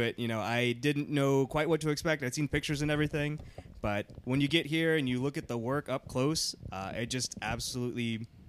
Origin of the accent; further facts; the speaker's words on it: Houston, Texas, United States; now in Atlanta, United States; Well, I mean, I grew up in Houston.